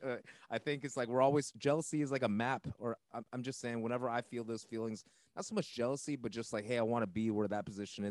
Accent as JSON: {"language": "English", "region": "West Coast", "country": "United States", "tie": "born or raised there", "said": "growing up on the West Coast"}